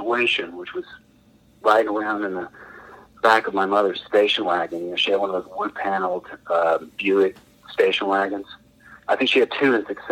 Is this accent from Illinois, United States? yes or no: no; West Point, Mississippi, United States; moved away; also born or lived in California; Me and Brad and I, was the bass player up until a couple of years ago. We grew up in West Point